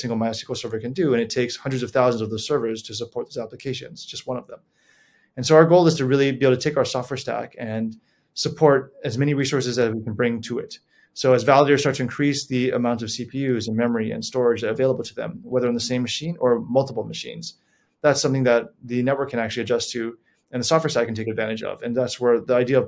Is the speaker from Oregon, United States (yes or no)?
no; Honolulu, Hawaii, United States; moved away as an adult; I was born and raised in Honolulu, Hawaii, lived there for the better part of my life